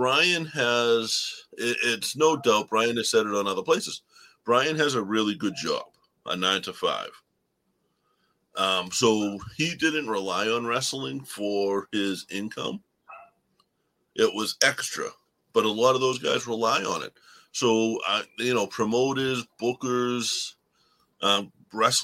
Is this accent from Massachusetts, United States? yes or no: yes; Boston, Massachusetts, United States; accent: Boston; my Boston accent gets so damn thick.